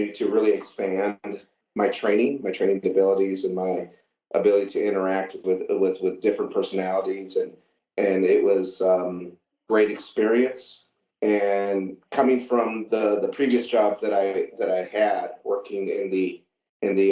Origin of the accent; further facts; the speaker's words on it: Southeast Michigan, United States; moved away as an adult; also born or lived in San Antonio, Texas; I grew up in Southeast Michigan as a kid, and we had grew up on a farm